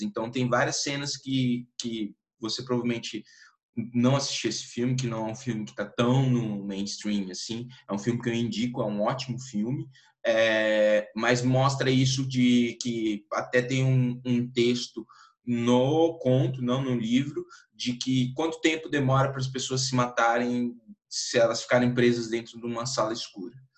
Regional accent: Campo Grande, Mato Grosso do Sul, Brazil; eu sou de Campo Grande, Mato Grosso do Sul

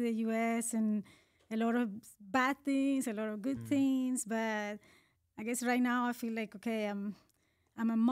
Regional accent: Colombia; English is a second language; moved away as an adult; now in United States; I was born in Colombia in South America

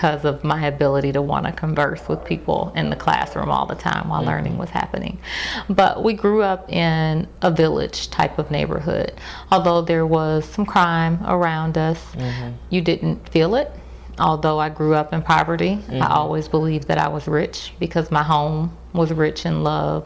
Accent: Chicago, Illinois, United States; moved away as an adult; also born or lived in Memphis, Tennessee; I grew up in Chicago from the age of two until I went off to college.

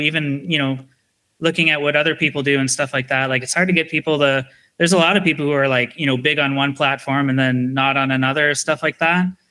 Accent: Canada; being Canadian

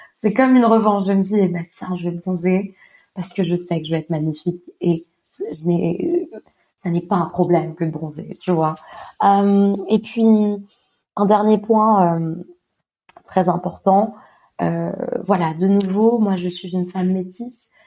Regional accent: Montpellier, Occitania, France; je suis française, j'ai grandi à Montpellier

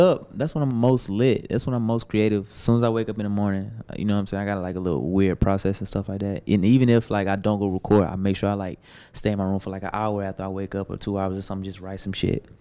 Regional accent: Atlanta, Georgia, United States; I'm from Atlanta

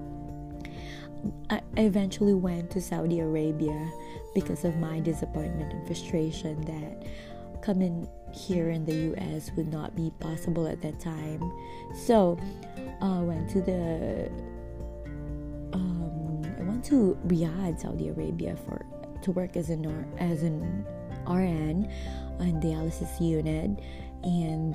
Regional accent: Philippines; moved away as an adult; now in Nashville, United States; I am originally from the Philippines. We moved here in the US back in 2018 for the sake of my job.

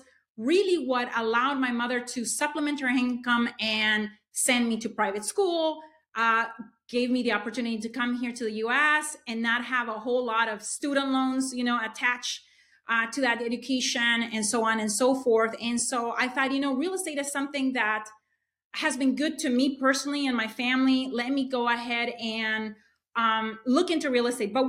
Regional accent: Honduras; moved away as an adult; now in United States; So I am an immigrant into the U.S. I'm originally from Honduras. I came here to study

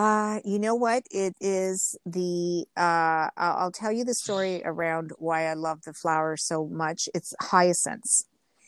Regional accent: Genoa, Liguria, Italy; when I got off the airplane and was driving into where I grew up in Genova, they were everywhere.

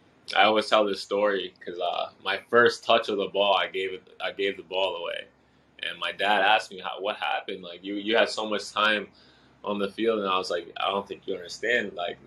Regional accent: Japan; born there; So my dad's from Haiti, and my mom's from Japan. I was born in Japan.

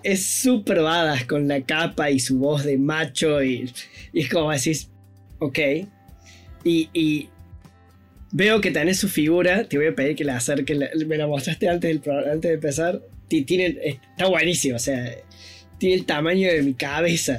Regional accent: Córdoba, Argentina; Es cordobesa, es, de mi tierra natal

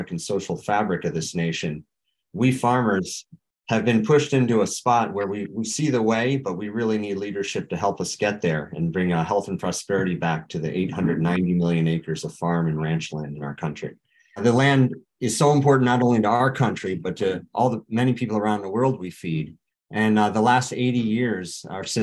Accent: Hudson Valley, New York, United States; I come from New York's Hudson Valley

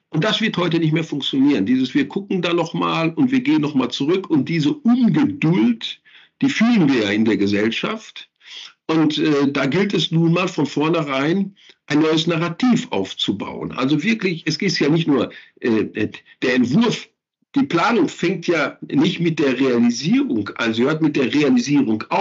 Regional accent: North Rhine-Westphalia, Germany; Da fallen mir natürlich auch meine Heimatregion, das Ruhrgebiet, äh, fällt mir dann auch

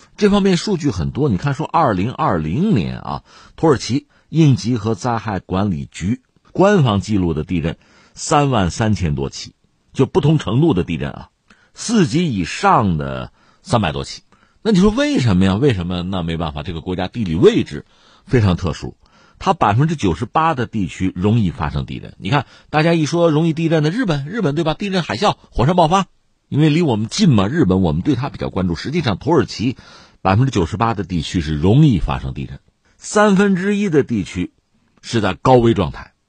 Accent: China; 房地产我们中国人也很熟悉

